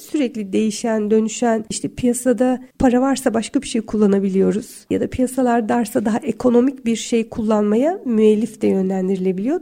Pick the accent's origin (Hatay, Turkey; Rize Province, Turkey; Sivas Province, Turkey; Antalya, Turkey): Antalya, Turkey; now in Istanbul, Turkey; Ben şimdi Antalya'da büyüdüm